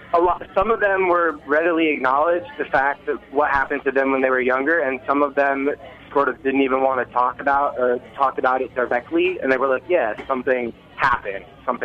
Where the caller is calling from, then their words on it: Bushwick, New York, United States; calling from Bushwick.